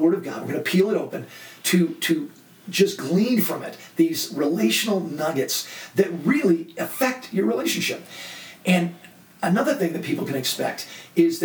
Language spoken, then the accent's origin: English; Laguna Beach, California, United States; I grew up in Laguna Beach, an art colony